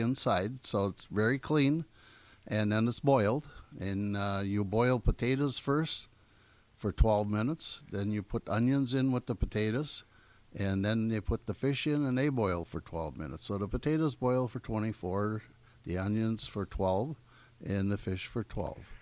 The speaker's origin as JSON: {"language": "English", "town": "Gills Rock", "region": "Wisconsin", "country": "United States", "tie": "born or raised there", "said": "I grew up in Gills Rock at the end of the peninsula"}